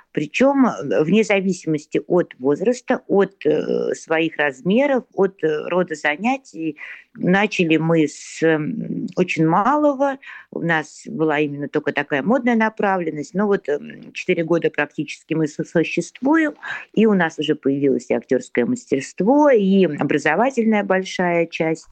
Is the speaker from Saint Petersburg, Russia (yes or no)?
yes; Saint Petersburg, Russia; мне 57 лет, и я из Санкт-Петербурга